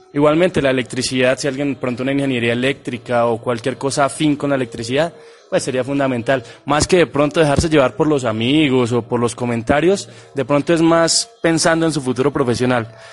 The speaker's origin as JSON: {"language": "Spanish", "region": "Boyacá", "country": "Colombia", "said": "la tierra de la Ruana, mi tierra"}